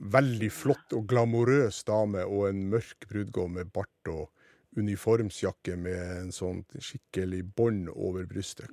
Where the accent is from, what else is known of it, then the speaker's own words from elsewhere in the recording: Sortland, Nordland, Norway; kinoen på Sortland, der jeg gikk på videregående skole den tida